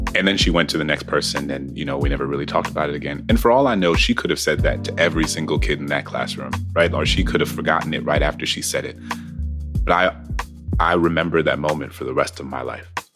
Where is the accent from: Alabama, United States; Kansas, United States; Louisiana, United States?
Louisiana, United States; New Orleans; moved away; also born or lived in Prince George's County; I grew up in a city in which there was m, there were more homages and more iconography to enslavers